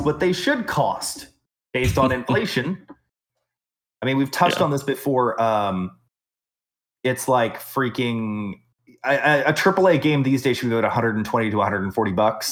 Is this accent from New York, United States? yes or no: no; Texas, United States; I'm from Texas